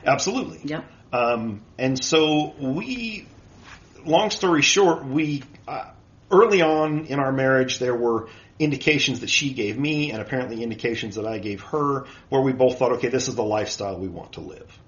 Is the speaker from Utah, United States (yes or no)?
yes; Utah, United States; I was born and raised here in Utah.